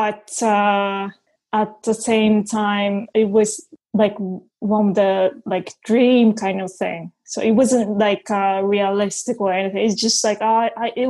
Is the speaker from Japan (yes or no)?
yes; Japan; first language Japanese; English is a second language; also born or lived in Minnesota; now in England; My native language is Japanese.